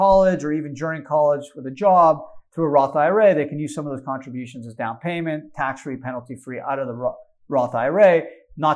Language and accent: English; Canada; moved away; I grew up in Canada